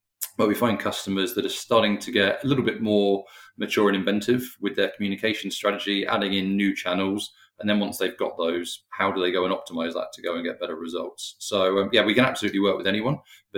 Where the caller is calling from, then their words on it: London, United Kingdom; I'm joining from just outside London today.